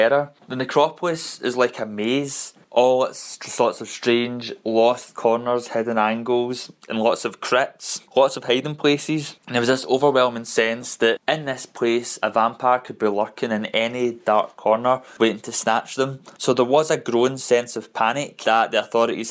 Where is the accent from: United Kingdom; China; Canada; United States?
United Kingdom; Glasgow, Scotland; I come from Glasgow, Scotland